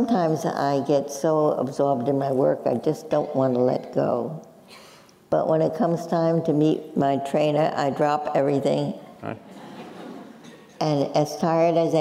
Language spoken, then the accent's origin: English; New York City, New York, United States; accent: Brooklyn; moved away; Both of us were born and bred in Brooklyn, New York.